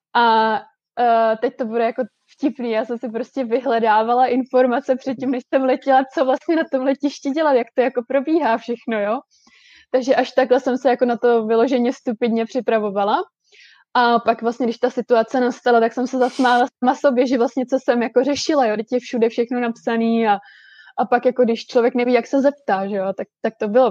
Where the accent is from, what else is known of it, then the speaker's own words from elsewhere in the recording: Most, Ústí nad Labem Region, Czechia; moved away as an adult; now in Vancouver, Canada; já jsem ze severních Čech, já jsem z Mostu